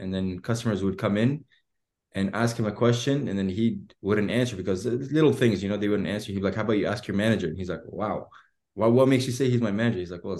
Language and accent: English; Edmonton, Alberta, Canada; born there; so I was born in Edmonton. And when I came back to Canada